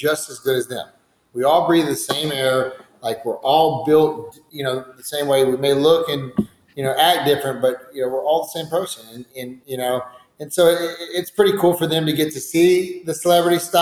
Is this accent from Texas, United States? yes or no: yes; Georgetown, Texas, United States; now in San Antonio, United States; I grew up in Georgetown, right down the street in Austin